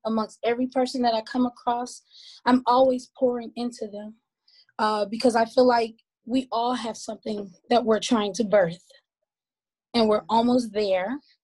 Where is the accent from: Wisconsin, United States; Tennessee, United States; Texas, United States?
Wisconsin, United States; Milwaukee; moved away as an adult; now in Georgia, United States; performing all over my hometown, which is Milwaukee, Wisconsin